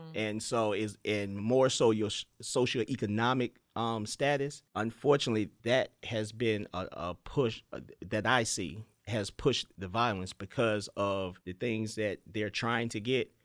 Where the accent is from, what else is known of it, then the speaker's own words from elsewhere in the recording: Petersburg, Virginia, United States; I grew up in Petersburg